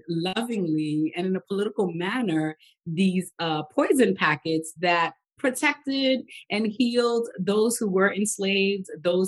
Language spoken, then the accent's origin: English; New York City, New York, United States; moved away; I grew up in Brooklyn, New York, in the part that's known as Little Haiti. So I spoke Creole, French, of course we heard Patois. And so I only spoke English in schools and formal settings